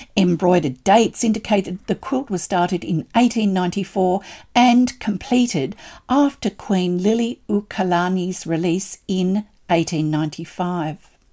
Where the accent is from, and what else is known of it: Australia